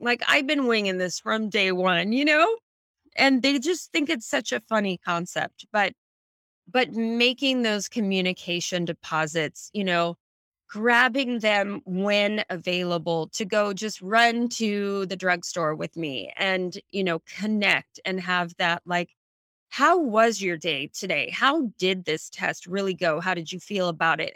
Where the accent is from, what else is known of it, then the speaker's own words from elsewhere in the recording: Silicon Valley, California, United States; I grew up in the Silicon Valley